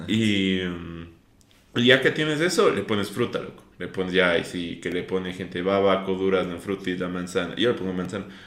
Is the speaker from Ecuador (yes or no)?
yes; Ecuador; yo soy muy orgulloso de que soy ecuatoriano